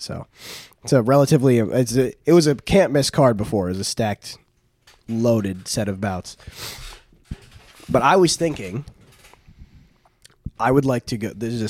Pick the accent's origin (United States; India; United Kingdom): United States; See, you cannot tell from my face, but I'm actually from America.